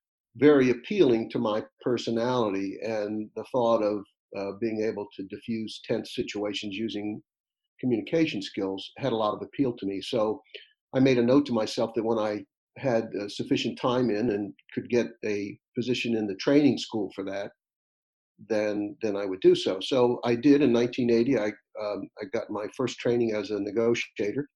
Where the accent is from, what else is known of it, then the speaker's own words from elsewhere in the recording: Atlantic Beach, Florida, United States; I was raised in Atlantic Beach, just east of you, and it was a great place to be.